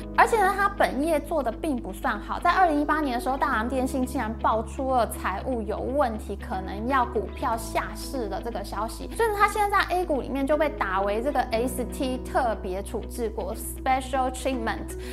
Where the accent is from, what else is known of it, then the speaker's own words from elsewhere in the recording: Taiwan; 我台湾人